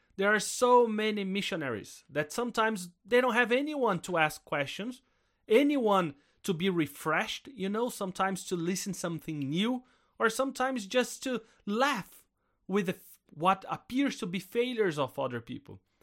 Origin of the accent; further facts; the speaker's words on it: South Brazil, Brazil; I'm Brazilian. And I grew up in Brazil, in South Brazil